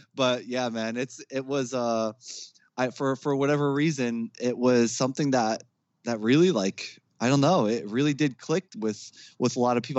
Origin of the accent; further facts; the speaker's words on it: Jersey City, New Jersey, United States; also born or lived in Newark; I was born in Newark, grew up in Jersey City. Um, I still live in Jersey